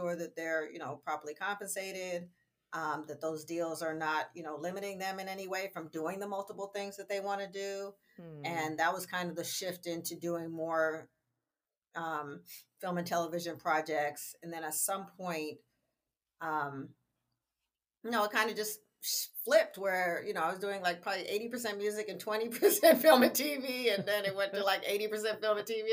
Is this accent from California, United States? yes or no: yes; San Francisco, California, United States; I grew up in San Francisco